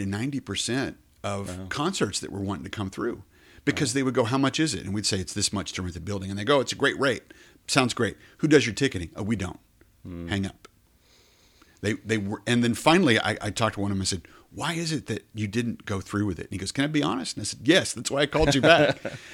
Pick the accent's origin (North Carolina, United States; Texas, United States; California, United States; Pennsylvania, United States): Texas, United States; Colorado City; You know, when I was a kid, you come to Abilene, I was from Colorado City, you come to Abilene to go shop in Blaze